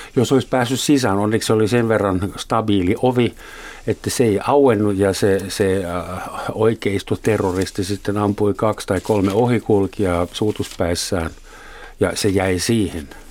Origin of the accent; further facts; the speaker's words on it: Germany; now in Finland; olen Saksasta kotoisin